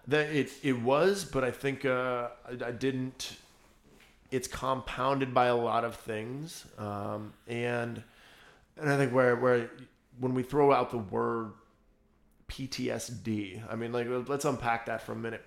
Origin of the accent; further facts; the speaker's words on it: United States; We're American